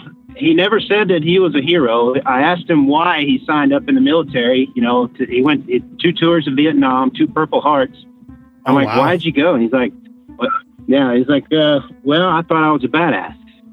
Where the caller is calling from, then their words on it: San Antonio, Texas, United States; San Antonio, Texas.